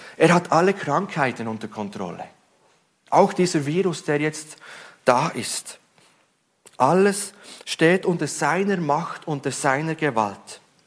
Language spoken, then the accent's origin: German; Switzerland; Ich als Schweizer